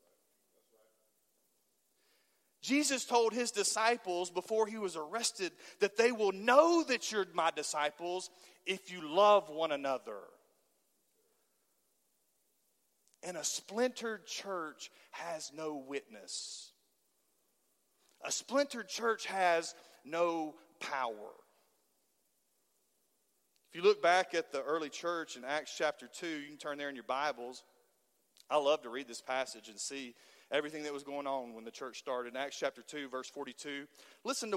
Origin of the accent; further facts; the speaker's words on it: Halls, Tennessee, United States; I was from Halls and not from East Knoxville